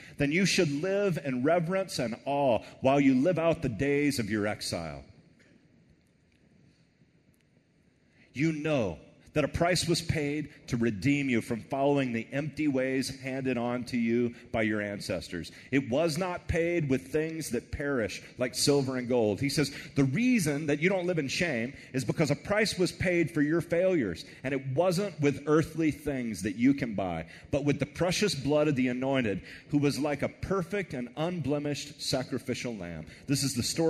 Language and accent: English; Texas, United States; I'm from Texas